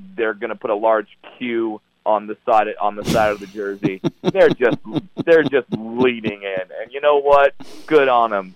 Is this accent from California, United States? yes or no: yes; Orange County, California, United States; I'm from Orange County, California